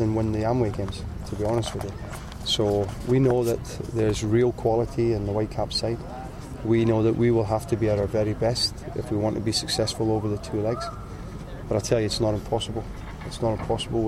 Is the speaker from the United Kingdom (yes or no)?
no; Canada; as a Canadian